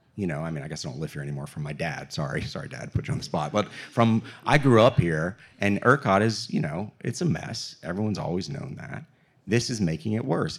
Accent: Texas, United States; I grew up in Texas and played high school football here

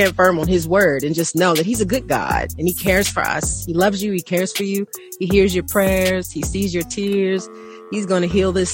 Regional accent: Atlanta, Georgia, United States; when I was growing up in Atlanta, we are taught to pray for people

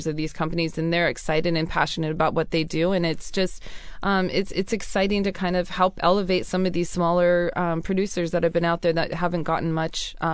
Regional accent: Pasco, Washington, United States; moved away; I was from a wonderful town called Pasco, Washington

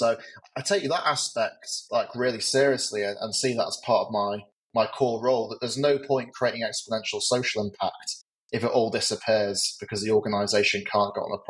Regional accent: England, United Kingdom; I grew up just outside London.

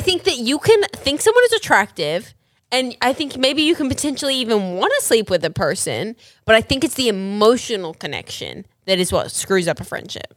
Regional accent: Australia; moved away; I'm actually from Australia. I was born and raised there

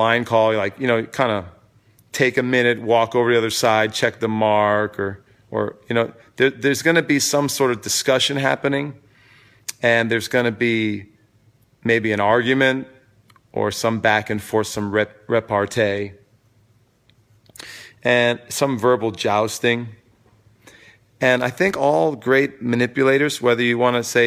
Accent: New York City, New York, United States; moved away as an adult; now in Vermont, United States; I'm from New York City, at least originally, and for many years, I've lived there.

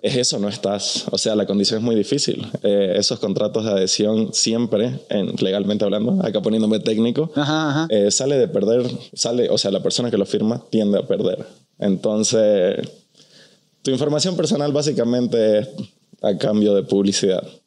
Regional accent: Bolivia; also born or lived in Mexico City; now in Los Angeles, United States; yo soy de Bolivia, estoy en la Ciudad de México, vivo en Los Ángeles

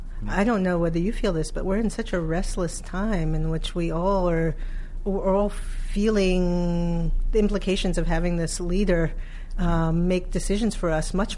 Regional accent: New York City, New York, United States; I am from Brooklyn.

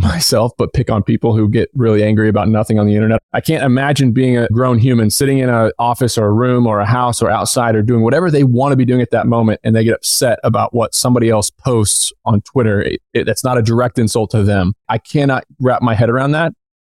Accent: Southern Indiana, United States; moved away as an adult; also born or lived in upstate New York; I grew up in Southern Indiana.

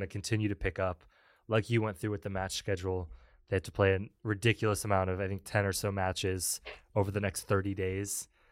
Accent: United States; as an American

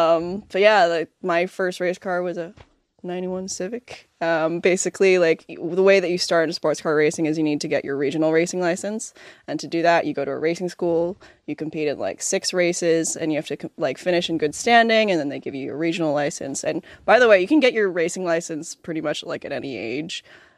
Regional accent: Toronto, Ontario, Canada; born or raised there

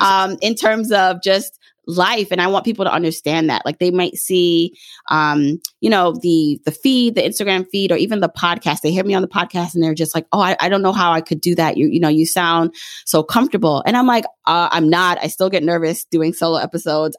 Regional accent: Jamaica; moved away; I was born in Jamaica, the island

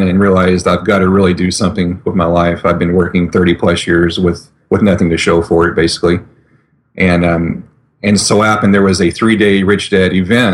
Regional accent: Mitchell, Indiana, United States; now in Indianapolis, United States; I'm in Indianapolis, Indiana right now. I'm from Mitchell originally, which is a small farming community a couple hours south

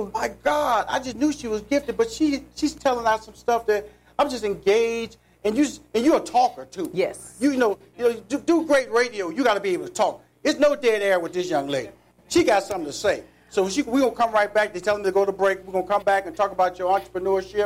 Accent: Houston, Texas, United States; I'm from Forest Brook High School

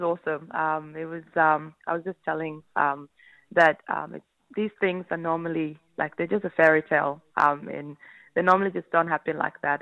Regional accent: the West, Western Australia, Australia; moved away as an adult; now in Victoria, Australia; I grew up obviously over in the West, a massive West Coast fan.

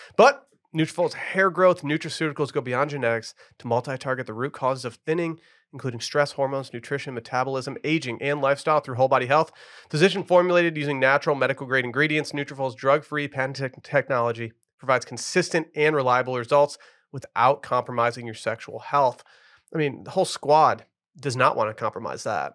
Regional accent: Harbor Springs area, Michigan, United States; moved away; Harbor Point Golf Course, my hometown course growing up, just did laps on that as a kid

